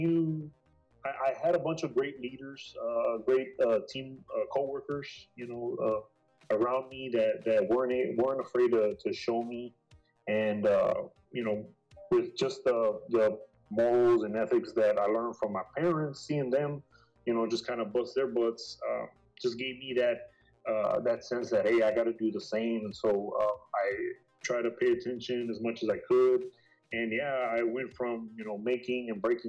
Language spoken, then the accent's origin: English; Brownsville, Texas, United States; moved away as an adult; originally I'm from Brownsville, so I worked a couple of jobs over there. It was nothing major. To be honest, I was still living at home